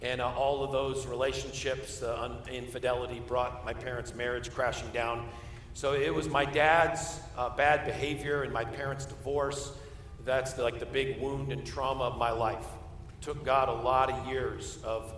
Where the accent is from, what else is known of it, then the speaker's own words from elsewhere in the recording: Simsbury, Connecticut, United States; I grew up in Simsbury, Connecticut, not too far away from you